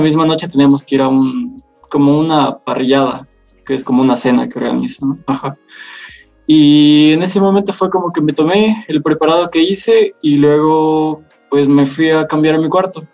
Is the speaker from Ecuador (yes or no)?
yes; Loja, Ecuador; also born or lived in Quito; Soy de Ecuador y tengo 20 años